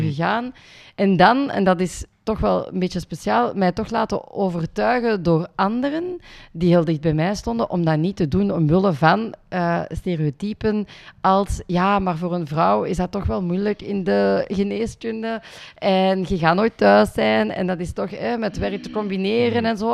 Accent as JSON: {"language": "Dutch", "area": "Limburg", "region": "Flanders", "country": "Belgium", "tie": "born or raised there", "also_born_or_lived": "India", "said": "ik ben geadopteerd uit India en dan opgegroeid in Limburg"}